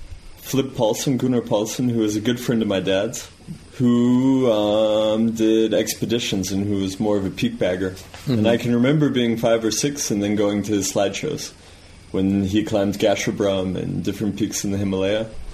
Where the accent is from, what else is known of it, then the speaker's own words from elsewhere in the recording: New Mexico, United States; You know, I grew up in New Mexico. I loved climbing.